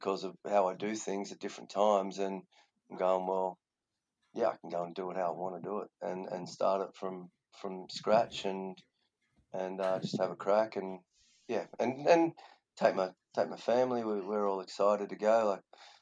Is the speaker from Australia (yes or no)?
yes; Australia; moved away as an adult; I'm an Australian